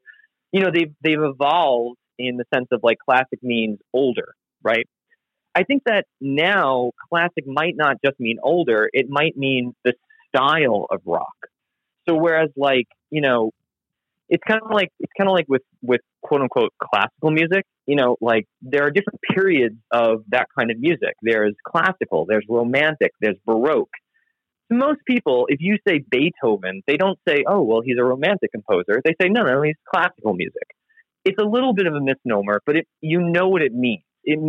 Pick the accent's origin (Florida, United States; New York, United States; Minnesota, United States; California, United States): New York, United States; you know, when I grew up, I grew up on Long Island. So I grew up listening to like WBAB, which plays classic rock.